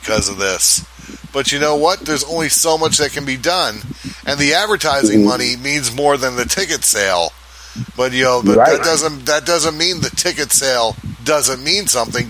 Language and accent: English; Florida, United States; my home state is doing in Florida